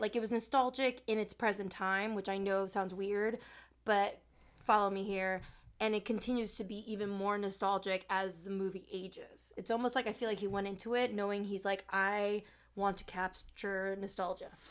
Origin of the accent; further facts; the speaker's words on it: Chicago, Illinois, United States; my family and I, we grew up in Chicago, but when I turned eight is when we moved out into the suburbs.